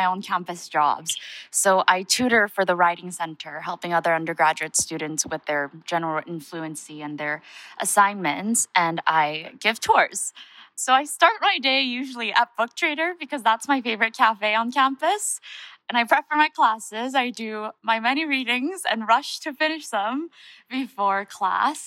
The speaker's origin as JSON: {"language": "English", "town": "Honolulu", "region": "Hawaii", "country": "United States", "tie": "born or raised there", "also_born_or_lived": "Seoul, South Korea", "moved": "as an adult", "lives_now": "New Haven, United States", "said": "I was born in Seoul, South Korea, but I immigrated with my family, my mother, my father, my two younger sisters, to Honolulu when I was 9. I spent about 10 years in Hawaii"}